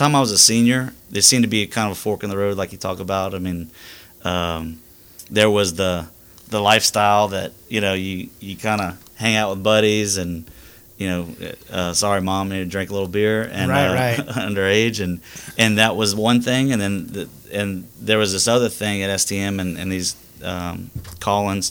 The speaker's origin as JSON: {"language": "English", "town": "Lafayette", "region": "Louisiana", "country": "United States", "tie": "born or raised there", "said": "I grew up in South Louisiana. I grew up in Lafayette"}